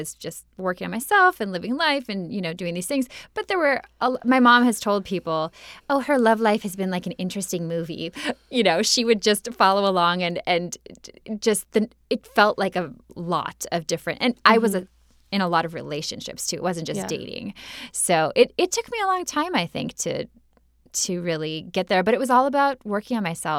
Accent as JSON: {"language": "English", "region": "Minnesota", "country": "United States", "moved": "yes", "lives_now": "Los Angeles, United States"}